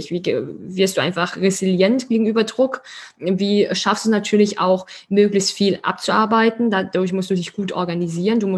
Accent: Schwetzingen, Baden-Württemberg, Germany; wir kommen ja wirklich beide aus Schwetzingen, aus der gleichen Stadt

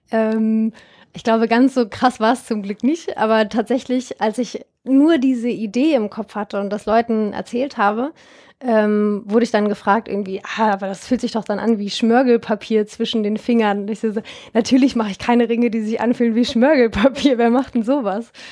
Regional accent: Germany; inwiefern hängt eigentlich Deutschland, das Land, wo ich herkomme, in solchen Rohstoffkonflikten wie Peru oder auch Philippinen oder Südafrika mit drin

